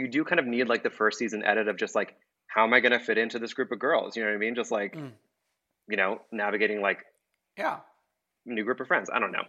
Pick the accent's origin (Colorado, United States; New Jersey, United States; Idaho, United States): New Jersey, United States; Bergen County; So I'm from New Jersey. I grew up in Bergen County, which is where most of it still takes place.